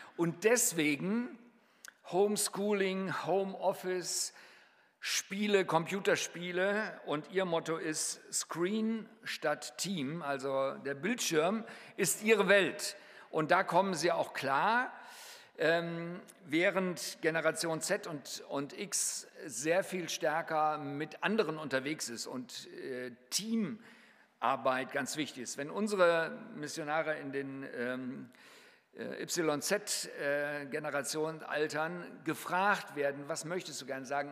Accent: Germany; wir als Deutsche

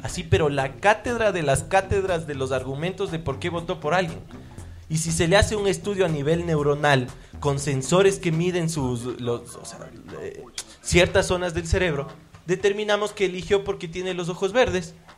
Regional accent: Ambato, Tungurahua, Ecuador; yo nací en Ambato

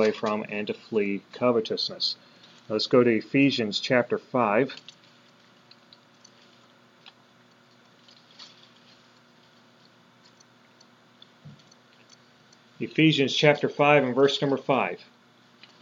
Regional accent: United States; We were born and raised in America

